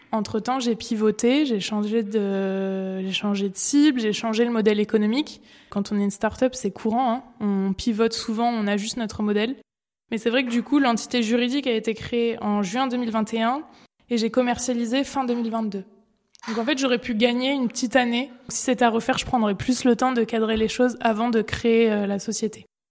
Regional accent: Périgueux, Nouvelle-Aquitaine, France; now in Bordeaux, France; Je suis originaire de Périgueux et je vis actuellement à Bordeaux

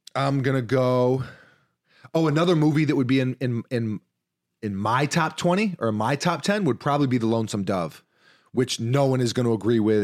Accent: New York, United States; growing up in New York

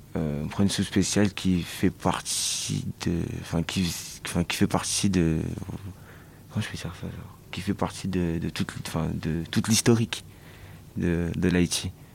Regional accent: Marseille, Provence-Alpes-Côte d'Azur, France; Je suis marseillais ici, hein, et j'ai d'autres origines aussi

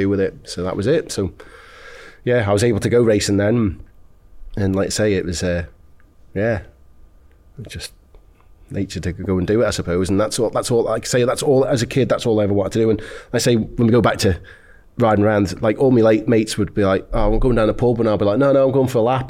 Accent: Isle of Man; I come from the Isle of Man

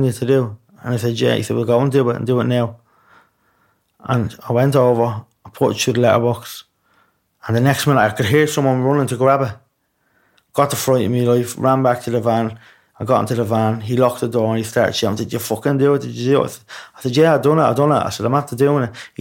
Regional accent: Dublin, Leinster, Ireland; I'd seen heroin and I'd seen needles before all my life, growing up in Ballymore

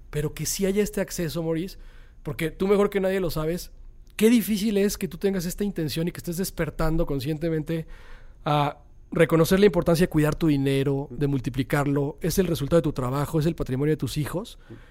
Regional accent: Monterrey, Nuevo León, Mexico; me gusta la bodeguita y está en Monterrey, en mi

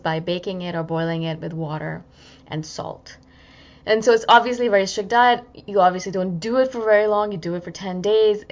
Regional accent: India; as an Indian person

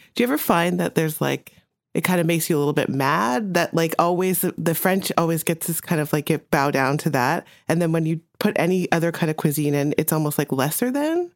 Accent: Jamaica; moved away; I was born in Jamaica

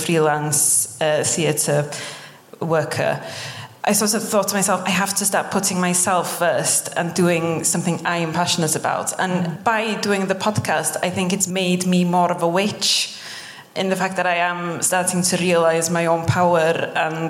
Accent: Wales, United Kingdom; first language Welsh; English is a second language; Welsh is my first language.

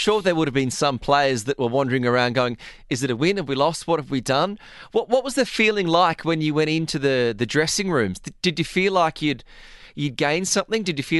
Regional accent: Australia; as an Australian

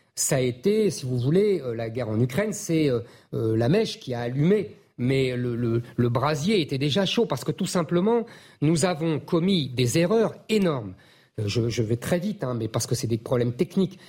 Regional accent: France; nous, on est français

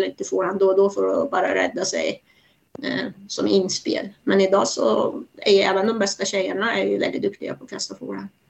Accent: Iran; now in Sweden; Jag är ju född i Iran

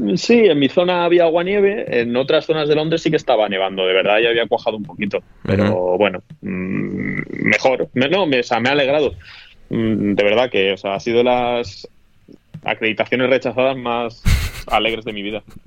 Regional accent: Toledo, Castilla-La Mancha, Spain; yo no soy manchego, que Toledo no es la mancha

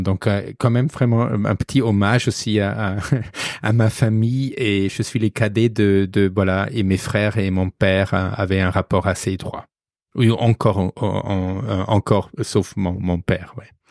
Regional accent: Regensburg, Bavaria, Germany; accent: German; French is a second language; moved away as an adult; also born or lived in Arles, France; now in Paris, France; on va entendre que je suis d'origine allemande. Je viens du sud de l'Allemagne, de Ratisbonne, sur le Danube.

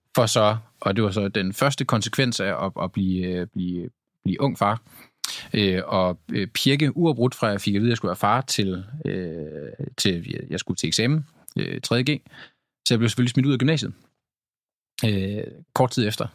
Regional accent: Tylstrup, North Denmark Region, Denmark; moved away; jeg var hjemme i Tylstrup, hvor jeg kommer fra, en lille bitte øh, landsby

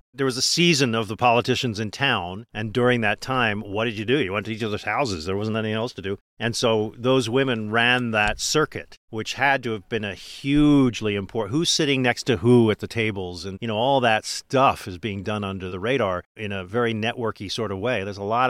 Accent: California, United States; So having been raised as a Californian, I mean born as a Californian

